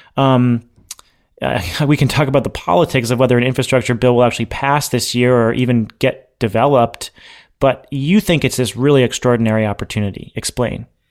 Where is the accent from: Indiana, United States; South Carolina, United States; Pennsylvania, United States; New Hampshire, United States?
New Hampshire, United States; now in Massachusetts, United States; I'm from New Hampshire